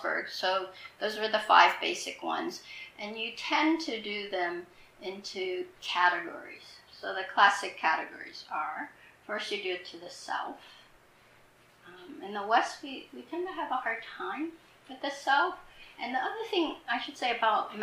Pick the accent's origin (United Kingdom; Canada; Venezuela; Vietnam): Vietnam; moved away; I grew up in Vietnam. I left in the Vietnam War.